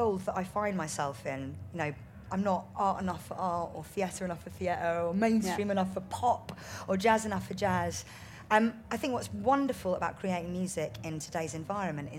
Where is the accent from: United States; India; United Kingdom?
India; I'm Indian